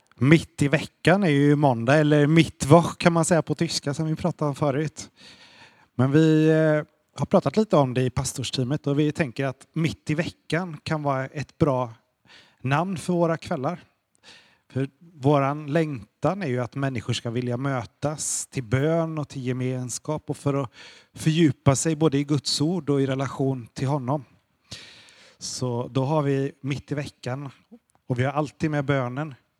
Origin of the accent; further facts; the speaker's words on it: Sweden; Vi är ju svenskar